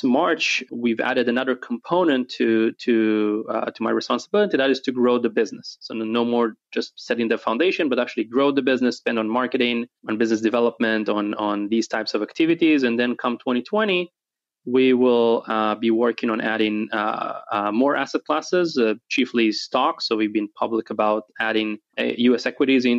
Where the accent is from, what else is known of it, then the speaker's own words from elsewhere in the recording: Israel; also born or lived in New Jersey; now in Dallas, United States; Originally, I'm from Israel